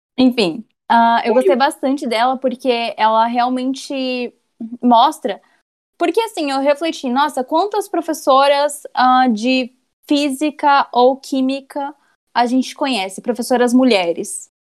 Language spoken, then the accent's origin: Portuguese; Curitiba, Paraná, Brazil; sou daqui de Curitiba.